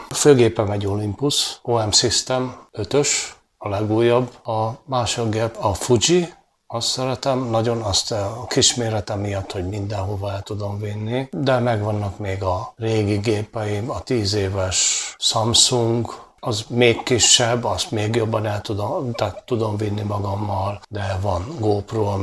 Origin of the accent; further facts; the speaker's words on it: Dunaújváros, Fejér, Hungary; 60 éve születtem Dunajvárosba, azóta itt lakom, 10 éves korom óta fotózom